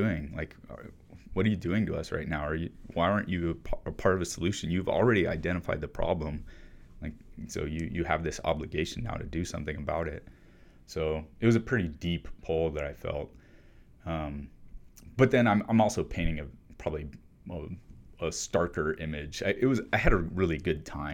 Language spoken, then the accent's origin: English; Arizona, United States; I grew up in Arizona